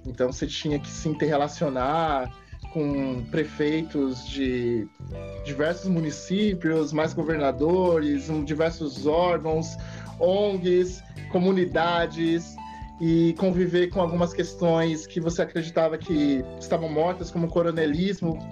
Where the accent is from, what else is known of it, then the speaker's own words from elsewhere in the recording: São Paulo, Brazil; São Paulo, Zona Loste, Zona Leste, Leste